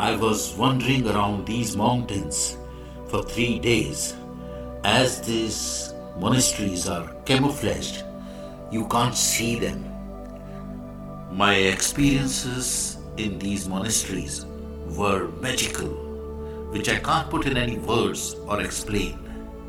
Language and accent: English; India; I am the Indian monk